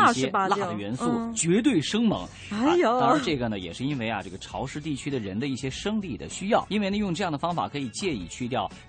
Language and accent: Chinese; Hubei, China; 我的家乡湖北是素以鱼米之乡而闻名的